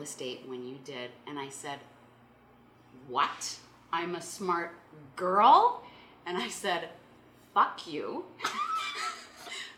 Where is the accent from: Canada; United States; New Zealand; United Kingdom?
Canada; Saskatoon, Saskatchewan; we're both from Saskatoon